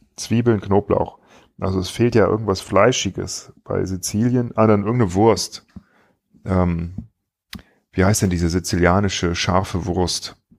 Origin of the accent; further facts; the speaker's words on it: Wipperfürth area, North Rhine-Westphalia, Germany; moved away; ich komme aus der Gegend